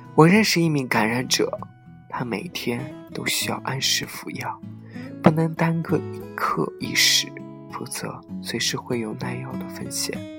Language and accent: Chinese; China; 身为中国人自豪